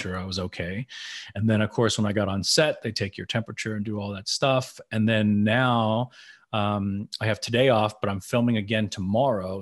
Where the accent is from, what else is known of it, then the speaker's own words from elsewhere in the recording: Tennessee, United States; I'm from Tennessee